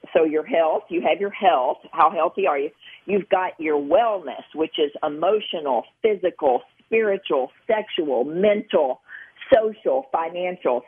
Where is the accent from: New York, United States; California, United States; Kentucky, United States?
Kentucky, United States; Gilbertsville; I'm from Western Kentucky, so I can say, you know, from Gilbertsville, Kentucky